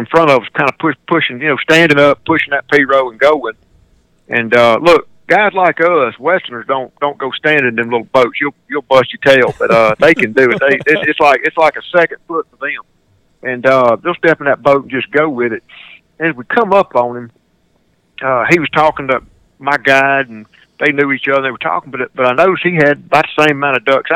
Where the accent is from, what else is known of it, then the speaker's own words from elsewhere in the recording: Greenwood, Mississippi, United States; one of my hometowns, Greenwood, Mississippi